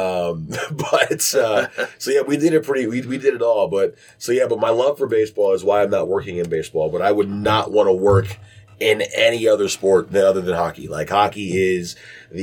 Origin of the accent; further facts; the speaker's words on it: Detroit, Michigan, United States; moved away as an adult; also born or lived in Bowling Green, Ohio / Chicago / Youngstown; now in Cincinnati, United States; growing up in Detroit, I mean, we are a hockey town